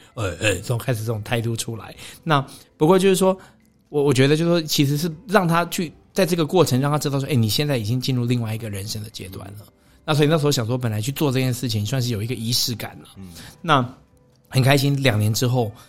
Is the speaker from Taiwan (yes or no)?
yes; Taiwan; 就是我我觉得我们台湾人真的是有的时候，我常常都会讲说，我觉得我们。不够看得起自己了，不够欣赏自己。